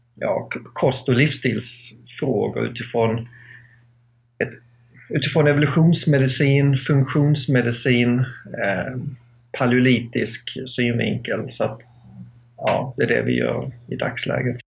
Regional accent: Skåne, Sweden; also born or lived in United States; now in Täby, Sweden; jag kommer från Skåne ursprungligen men bor i, i Täby utanför Stockholm

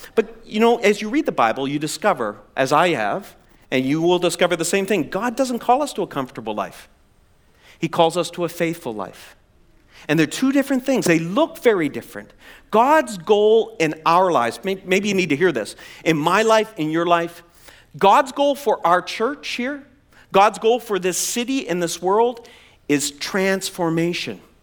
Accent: East Coast of Canada, Atlantic Canada, Canada; moved away; I'm from the East Coast of Canada. I grew up in the ocean there

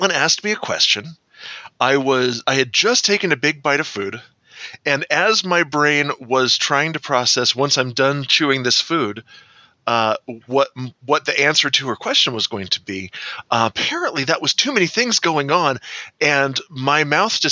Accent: San Diego, California, United States; I grew up in San Diego

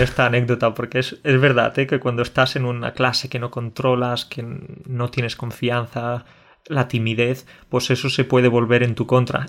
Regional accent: Andalusia, Spain; also born or lived in Catalonia; aparte de ser catalán y andaluz, quizás también tengo raíces colombianas

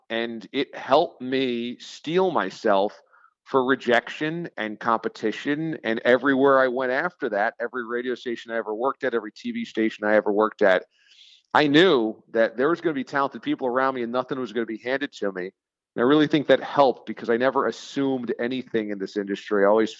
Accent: New York, United States; growing up in New York, if I wanted to stay local and I wanted to stay at home, and yeah, the goal was always to come back home and work in New York to be close to friends and family.

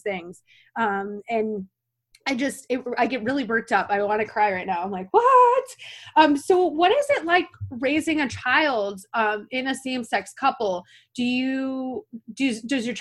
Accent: upstate New York, United States; I'm from like upstate New York

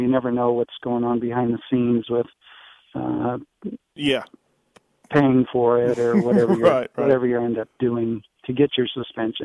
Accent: Los Angeles, California, United States; I grew up in the L.A. area

